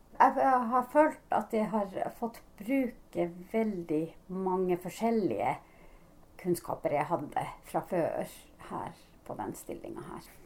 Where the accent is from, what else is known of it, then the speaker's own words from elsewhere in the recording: Sodankylä, Lapland, Finland; accent: Sodankylä dialect (Northern Finnish); Norwegian is a second language; now in Norway; min egen dialekt er fra Nord-Finland, Sodanguller-dialekt.